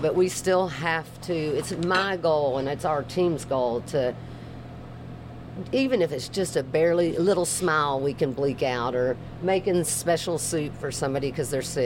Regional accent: Nashville, Tennessee, United States; moved away as an adult; now in Atlanta, United States; I'm from Nashville, Tennessee, originally, and I've been in Atlanta for 25 years

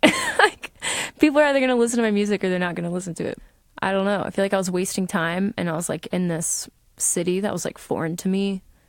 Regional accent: Atlanta, Georgia, United States; growing up in Atlanta, being exposed to all these very diverse situations

